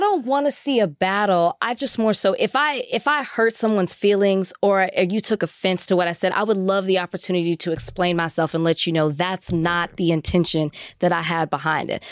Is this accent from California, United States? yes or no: no; Texas, United States; I'm from Texas